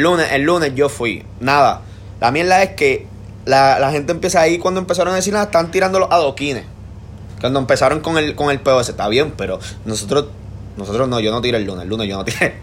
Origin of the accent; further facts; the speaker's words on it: Trujillo Alto, Puerto Rico; yo soy de Trujillo